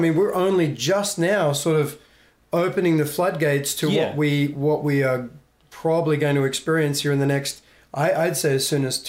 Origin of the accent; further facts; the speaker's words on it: Australia; moved away; I'm Australian.